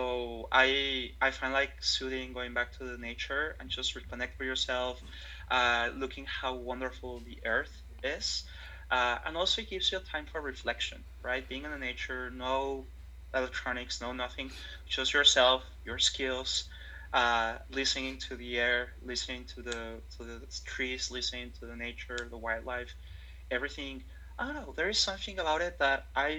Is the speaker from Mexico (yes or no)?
yes; Mexico; moved away as an adult; also born or lived in Toronto, Canada; now in Vancouver, Canada; I'm originally from Mexico and our holiday will be always going to the sea